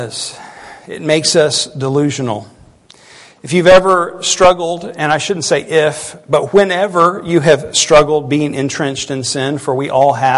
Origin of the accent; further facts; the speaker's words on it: United States; our country